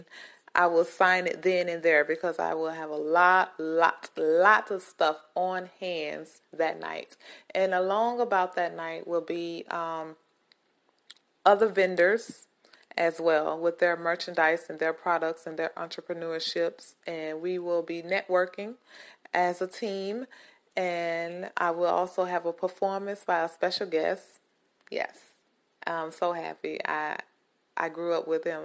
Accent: Greenwood, Mississippi, United States; Greenwood, Mississippi, my hometown

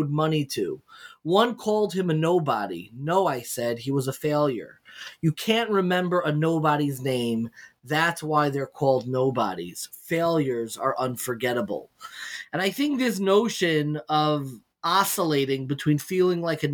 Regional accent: Long Island, New York, United States; I grew up in Long Island

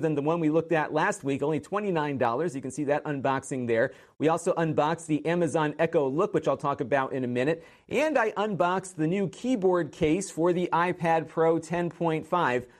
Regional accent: Connecticut, United States; my home state of Connecticut

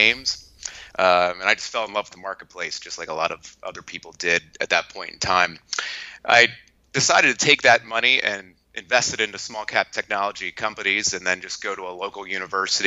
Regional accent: Lancaster, Pennsylvania, United States; I'm from Lancaster, Pennsylvania

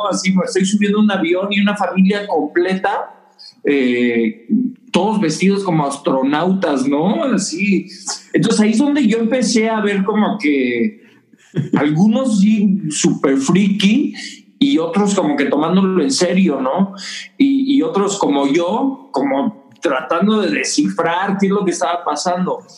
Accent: Mexico City, Mexico; moved away as an adult; also born or lived in Colorado; now in Las Vegas, United States; nací eh, en la Ciudad de México, como te decía, mis papás son misioneros allá

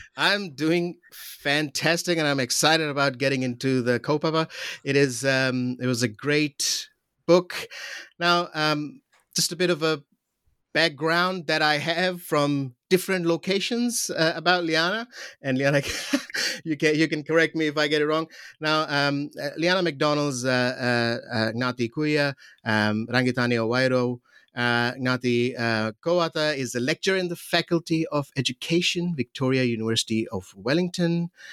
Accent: Pakistan; moved away; I'm from Pakistan

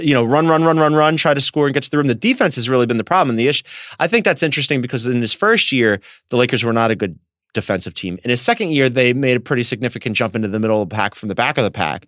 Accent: Philadelphia, Pennsylvania, United States; now in Santa Monica, United States; obviously I'm from Philly

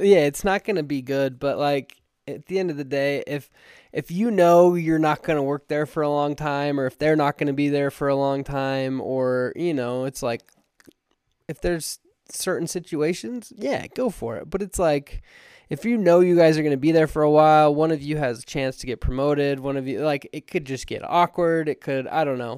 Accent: Alpine, Utah, United States; I grew up in Alpine, Utah

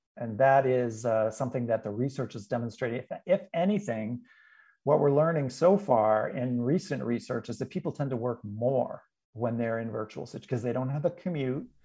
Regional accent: New England, United States; I'm from New England originally

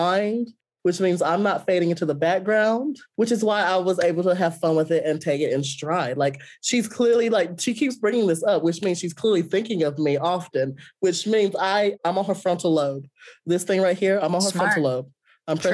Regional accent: Ramseur, North Carolina, United States; growing up in Ramsor

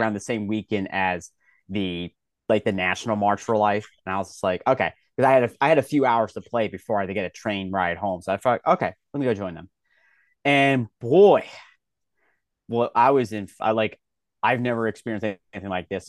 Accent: Philadelphia, Pennsylvania, United States; I'm born and raised in Philadelphia

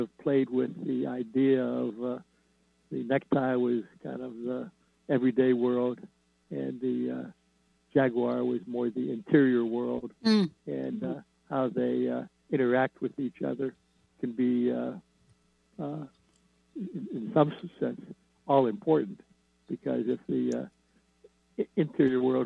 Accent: Midwest, United States; I grew up in the Midwest

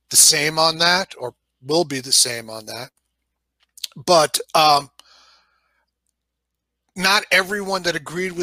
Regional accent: New York, United States; accent: New York; moved away; I'm from New York originally. You know, you can certainly hear my New York accent when I say certain words

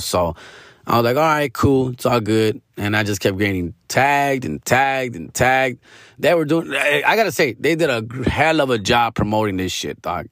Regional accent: California, United States; I am from Cali and I live and die in Cali

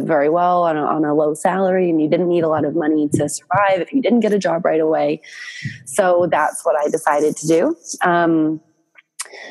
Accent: Boston, Massachusetts, United States; moved away as an adult; also born or lived in New York City / Thailand; originally from Boston, like born, raised, went to college here.

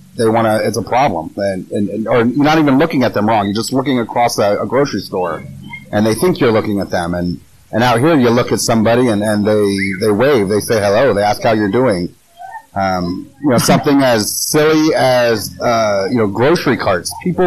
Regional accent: California, United States; now in South Carolina, United States; And no, we've had no issues with anybody because we're from California.

